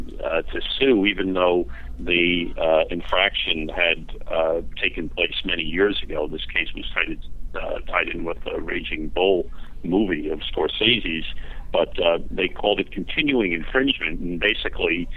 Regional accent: New Jersey, United States; Calling from New Jersey, not that far from NYC

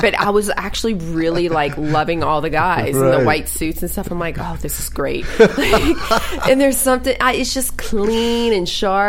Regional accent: Louisiana, United States; we're both from Louisiana

